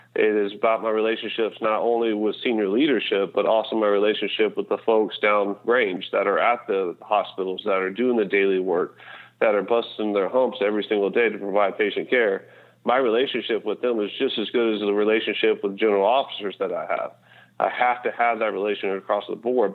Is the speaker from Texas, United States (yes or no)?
yes; Texas, United States; I'm from Texas